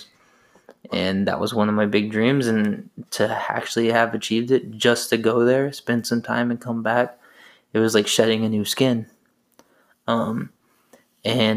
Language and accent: English; California, United States; being a Californian